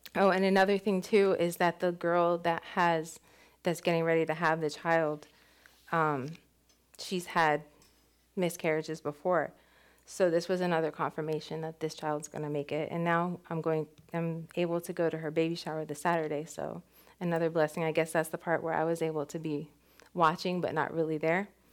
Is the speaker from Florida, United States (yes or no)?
yes; West Palm Beach, Florida, United States; we grew up in West Palm together